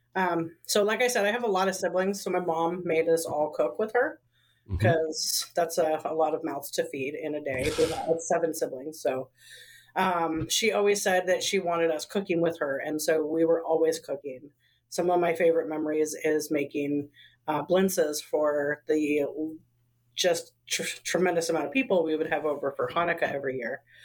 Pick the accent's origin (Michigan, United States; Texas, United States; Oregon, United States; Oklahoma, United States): Oregon, United States; Portland; I was raised in the Pacific Northwest. I was raised in Northeast Portland